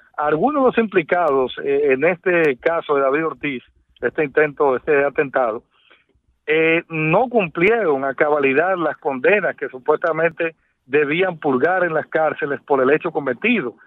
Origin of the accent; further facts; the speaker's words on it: Dominican Republic; como periodista, como dominicano